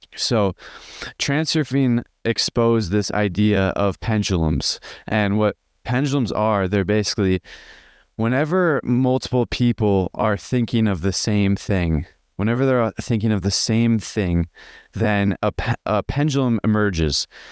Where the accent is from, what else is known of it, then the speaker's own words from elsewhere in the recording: just outside of Chicago, Illinois, United States; I grew up in Il, uh, in America, in, uh, just outside of Chicago.